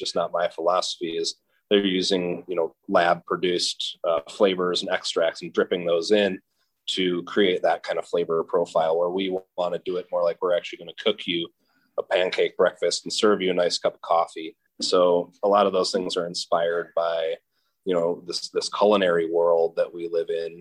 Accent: Madison, Wisconsin, United States; I grew up in Madison, Wisconsin

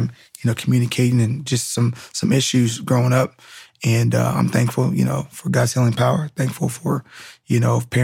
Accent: Southern California, United States; also born or lived in Fresno, California / Rialto, California; my parents moved out to Southern California when I was about 6 months. And I've been here ever since

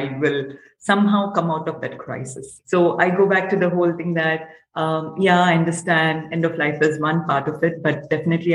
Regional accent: Hyderabad, Telangana, India; I'm from Hyderabad, India, which is in the southern part of India.

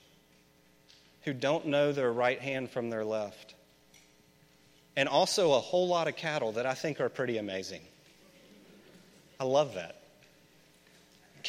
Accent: Memphis, Tennessee, United States; I grew up in Memphis.

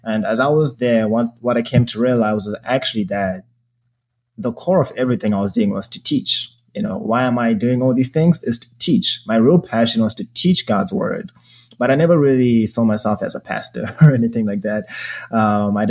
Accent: Zimbabwe; now in Chicago, United States; I was born and raised in Zimbabwe.

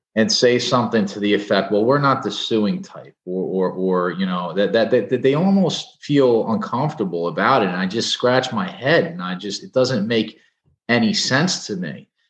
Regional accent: Edison, New Jersey, United States; also born or lived in New York; I'm a New Jersey guy, born and bred. I, I grew up in Edison

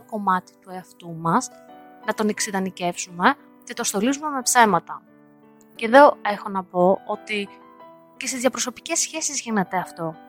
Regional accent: Varda, Western Greece, Greece; moved away as an adult; now in United States; επικοινωνώ με την παρέα μου κάτω στη Βάρδα, στο χωριό μου, συνεχώς.

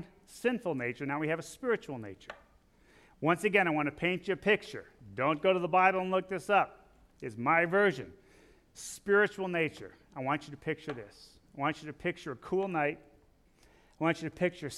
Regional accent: Illinois, United States; I'm from Illinois

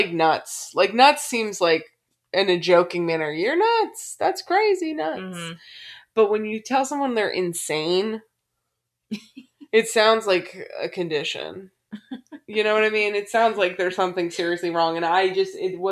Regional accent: Montgomery County, Maryland, United States; I grew up in Montgomery County, which is close

